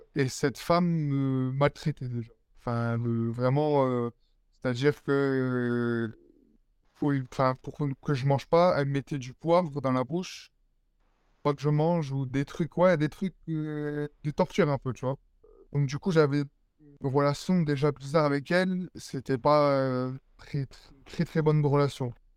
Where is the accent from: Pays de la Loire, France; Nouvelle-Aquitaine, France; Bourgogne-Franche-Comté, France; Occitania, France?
Occitania, France; Perpignan; also born or lived in Nice / Évreux; je suis parti avec ma mère sur, sur Perpignan, donc là où je vis toujours